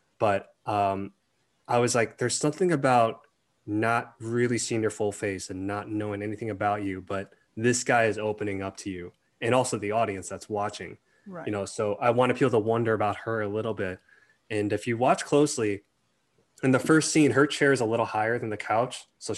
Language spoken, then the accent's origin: English; Melbourne, Victoria, Australia; also born or lived in Malaysia; look, I grew up in Melbourne, but it's like, I was born in Malaysia, but this is how I talk.